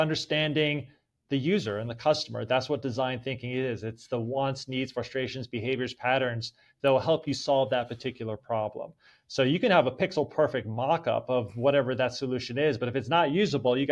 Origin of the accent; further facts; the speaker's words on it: Middletown, New Jersey, United States; moved away as an adult; also born or lived in Holmdel, New Jersey; now in Atlanta, United States; I had my typical suburban life growing up in New Jersey playing sports